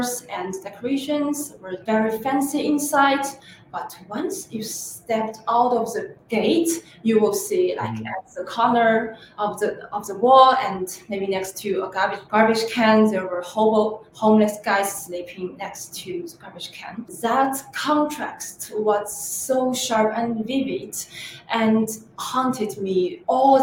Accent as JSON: {"language": "English", "country": "China", "also_born_or_lived": "Paris, France", "moved": "as an adult", "lives_now": "New York, United States", "said": "I'm originally from China, and I went to New York City 4 years ago to go to the college"}